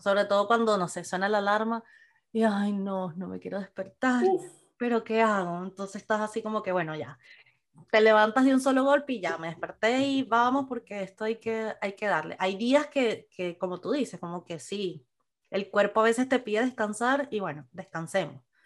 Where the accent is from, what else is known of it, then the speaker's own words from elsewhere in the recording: Venezuela; moved away; nosotros como venezolanos, pues salimos de Venezuela y inmigramos